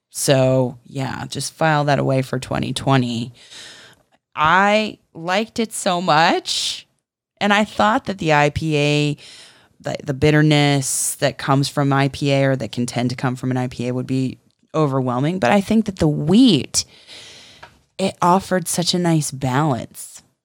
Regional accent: Florida, United States; we're from Florida

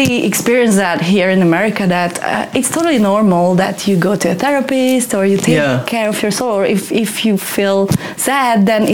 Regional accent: Hungary; moved away as an adult; also born or lived in Sydney / Germany; now in Los Angeles, United States; I'm from Hungary, and I work here as a practitioner

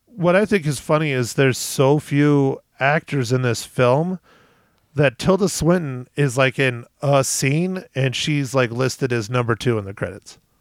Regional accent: United States; as an American

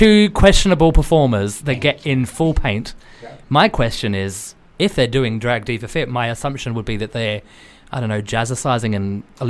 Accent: Australia; I'm Australian.

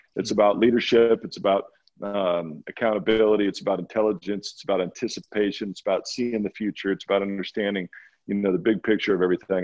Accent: Walla Walla, Washington, United States; moved away as an adult; also born or lived in Boston; I grew up in Walla Walla, Washington

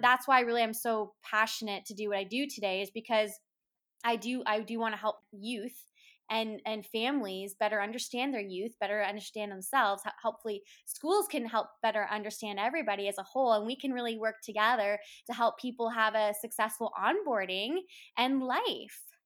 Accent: Woodstock, Ontario, Canada; I was born and raised in Woodstock, Ontario, in Canada

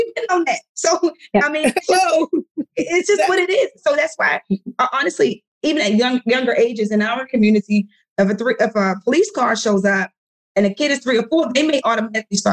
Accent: Baltimore, Maryland, United States; I'm from Baltimore

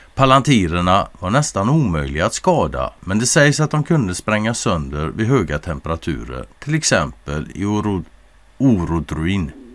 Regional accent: Sweden; som svensk

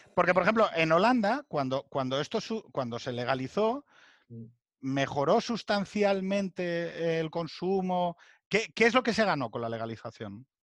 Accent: Asturias, Spain; Yo soy de Asturias, todo lo que son las cuencas

